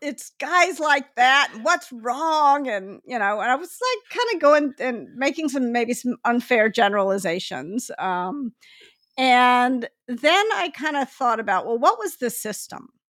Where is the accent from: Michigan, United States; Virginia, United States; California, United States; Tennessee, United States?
Tennessee, United States; Memphis; now in Palo Alto, United States; I grew up in Memphis, which is yep. a city that's 60% black